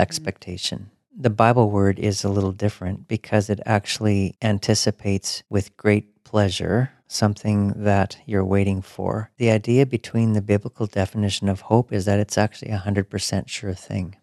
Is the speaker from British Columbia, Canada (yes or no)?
no; Alberta, Canada; growing up in Alberta